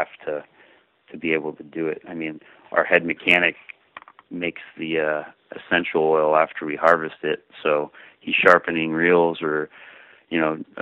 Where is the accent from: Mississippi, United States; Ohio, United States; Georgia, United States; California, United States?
California, United States; Sonoma County; now in Carmel, United States; I grew up in Sonoma County